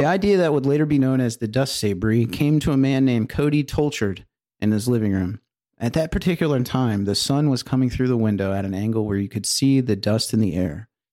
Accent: Edmonton, Alberta, Canada; Edmonton, my hometown.

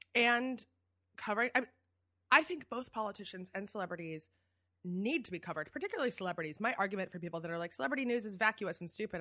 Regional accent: Philadelphia, Pennsylvania, United States; moved away as an adult; also born or lived in New York; I'm a Philly girl. I grew up in Philly

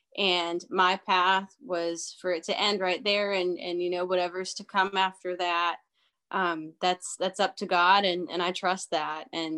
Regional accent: Canton, Ohio, United States; I grew up in Ohio

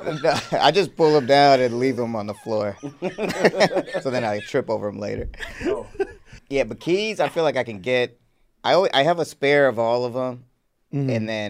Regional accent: the South, United States; we grew up in the South.

